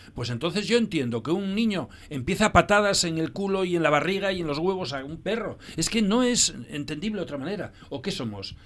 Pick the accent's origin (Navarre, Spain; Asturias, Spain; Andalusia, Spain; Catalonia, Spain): Asturias, Spain; Llames de Parres; en mi pueblo, donde yo nací, Llames de Parres